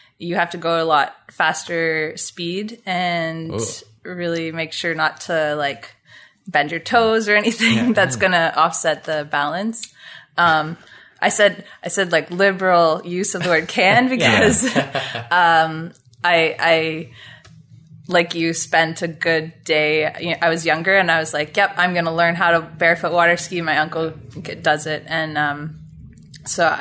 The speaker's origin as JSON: {"language": "English", "town": "Carp", "region": "Ontario", "country": "Canada", "tie": "born or raised there", "said": "I grew up in Carp"}